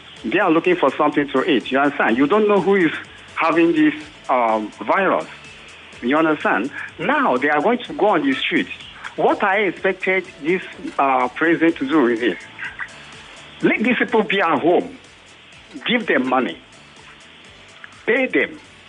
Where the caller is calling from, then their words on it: Badagry, Lagos, Nigeria; I'm calling from Badagry.